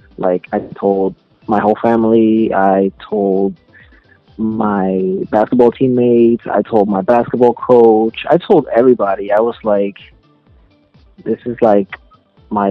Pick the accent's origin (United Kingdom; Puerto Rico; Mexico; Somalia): Puerto Rico; Bayamón; I was born and raised in Puerto Rico